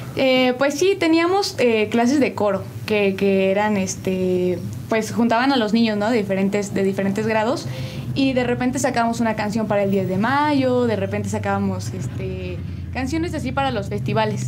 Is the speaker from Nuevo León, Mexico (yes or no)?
no; State of Mexico, Mexico; now in San Juan del Río, Mexico; yo soy originaria del Estado de México, pero llevo ya muchísimo tiempo viviendo aquí en San Juan del Río